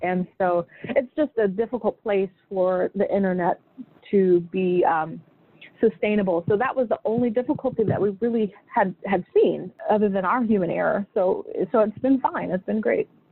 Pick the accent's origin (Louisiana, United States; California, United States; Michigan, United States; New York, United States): California, United States; Sacramento; moved away; I grew up in Sacramento, California